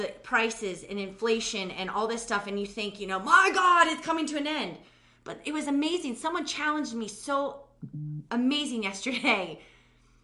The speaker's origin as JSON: {"language": "English", "country": "United States", "said": "I'll just put it on myself as an American"}